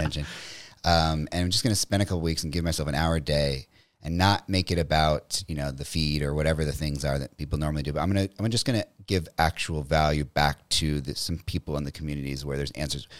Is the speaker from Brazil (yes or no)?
no; Metairie, Louisiana, United States; also born or lived in New Orleans; originally I'm from New Orleans, Louisiana, a little suburb called Metairie outside of New Orleans